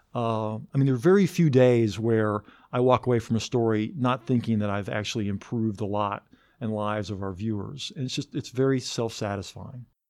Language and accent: English; Athens, Georgia, United States; I grew up in Athens. My dad was a biochemistry professor here